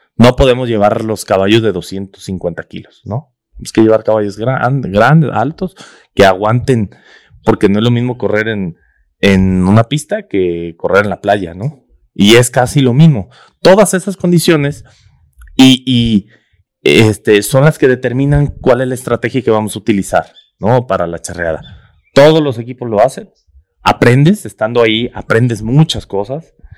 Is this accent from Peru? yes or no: no; Mexico; nuestra cultura como, como mexicano